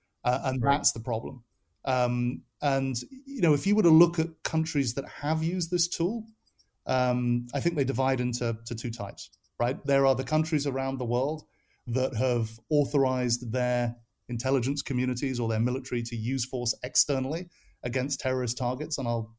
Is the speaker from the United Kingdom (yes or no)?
yes; United Kingdom; now in United States; as you can tell from my accent, it's a little fluid, but I am from the UK, but I am an American citizen. I've lived in America for 20 years.